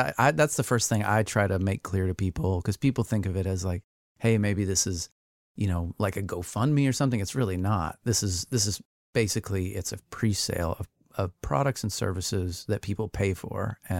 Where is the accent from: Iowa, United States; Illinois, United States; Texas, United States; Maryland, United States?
Texas, United States; moved away; a horse pasture that looked very similar to the one that I grew up on down in Texas.